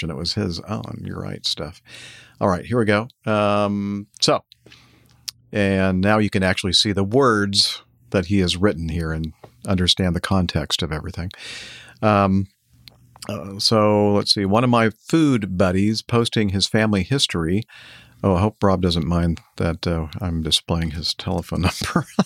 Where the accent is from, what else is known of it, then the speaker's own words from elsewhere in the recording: Brazil; English is a second language; moved away; As you guys already know, I'm from Brazil, currently living in Acme headquarters city.